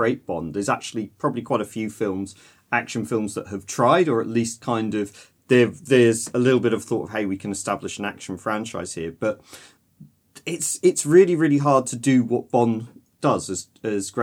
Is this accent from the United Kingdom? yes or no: yes; United Kingdom; being British